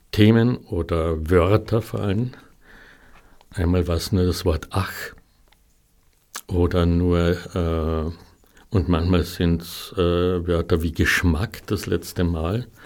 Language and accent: German; Klagenfurt, Carinthia, Austria; davor im Muselhaus in Klagenfurt, in meiner Heimatstadt.